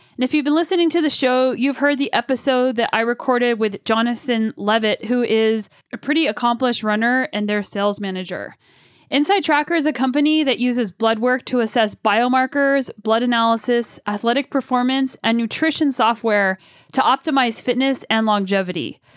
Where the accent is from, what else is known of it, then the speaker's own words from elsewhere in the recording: United States; now in Canada; living in Canada and being an American